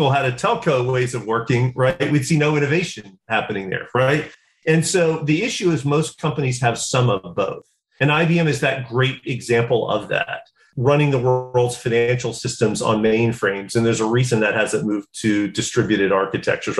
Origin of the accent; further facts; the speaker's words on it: South Georgia, United States; I'm from South Georgia.